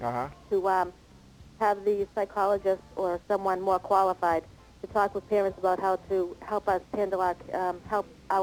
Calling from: North Providence, Rhode Island, United States; I'm calling from North Providence. I thought I'd call you before I hit the sack.

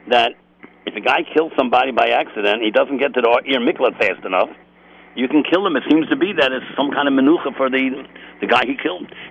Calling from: Los Angeles, California, United States; I'm calling in from Los Angeles, California.

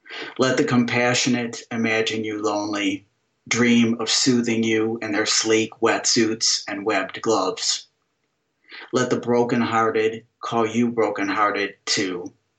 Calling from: Middleburg Heights, Ohio, United States; I'm calling from Middleburg Heights, Ohio, which is a suburb of Cleveland.

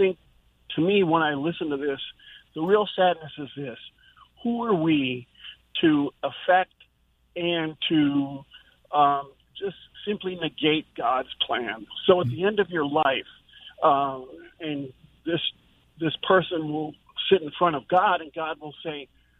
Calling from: Jacksonville, United States; I'm calling from Jacksonville.

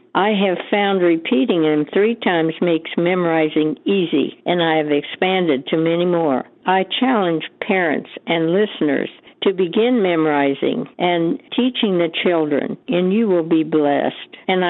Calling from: Omaha, Nebraska, United States; I'm calling from Omaha, and I have listened to Bot Radio for many years.

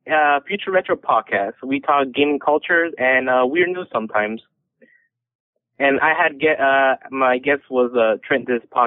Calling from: California, United States; I am calling from California.

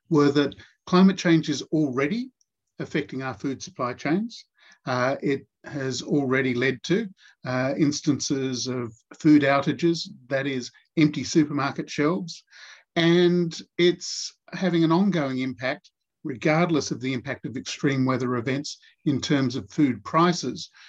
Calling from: Australian Capital Territory, Australia; I'm joining you from Ngunnawal and Ngambri land.

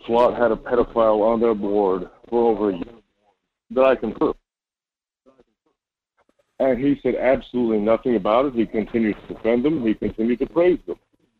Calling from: Fairbanks, Alaska, United States; I'm calling from Fairbanks, Alaska.

